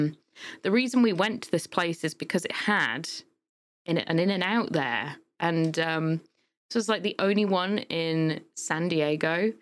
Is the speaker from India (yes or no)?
no; United Kingdom; accent: British; from the U K.